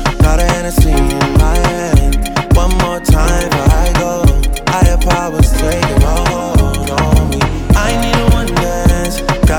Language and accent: English; Philadelphia, Pennsylvania, United States; shout out to my city, man. My city.